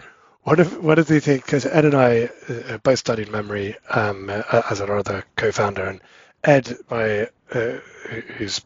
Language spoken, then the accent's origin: English; England, United Kingdom; moved away; both me and my wife, we're both English